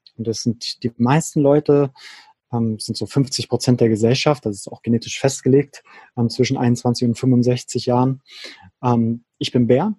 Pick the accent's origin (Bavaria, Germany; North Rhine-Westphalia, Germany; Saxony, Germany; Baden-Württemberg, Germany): Saxony, Germany; near Leipzig; moved away as an adult; also born or lived in Berlin / Switzerland; meine alte Heimat in der Nähe von Leipzig